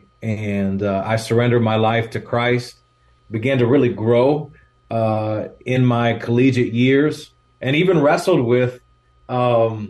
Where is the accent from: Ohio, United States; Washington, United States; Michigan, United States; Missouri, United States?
Michigan, United States; moved away as an adult; also born or lived in Chicago; now in California, United States; where I grew up in Michigan was a small town of about 5,000 people